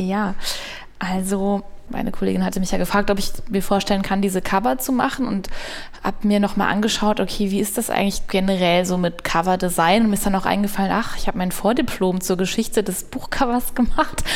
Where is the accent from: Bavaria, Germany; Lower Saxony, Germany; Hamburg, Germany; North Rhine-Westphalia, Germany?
North Rhine-Westphalia, Germany; Münsterland; moved away; Also ich bin da geboren und im Münsterland aufgewachsen